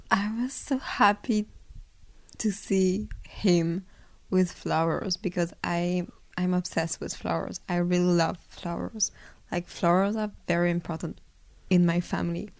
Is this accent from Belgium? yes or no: yes; Belgium; now in Paris, France; I grew up in in Belgium